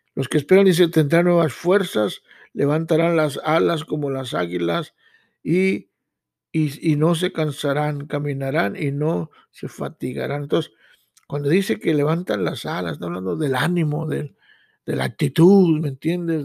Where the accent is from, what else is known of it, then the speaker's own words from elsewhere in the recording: Mexico; now in United States; yo vengo de México, yo vengo con un sueño